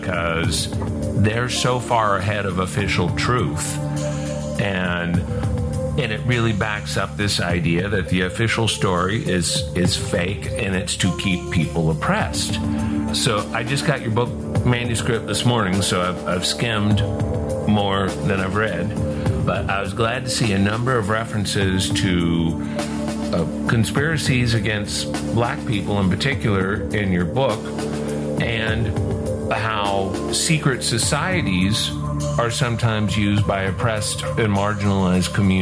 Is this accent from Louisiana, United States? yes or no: yes; New Orleans, Louisiana, United States; When I was growing up in New Orleans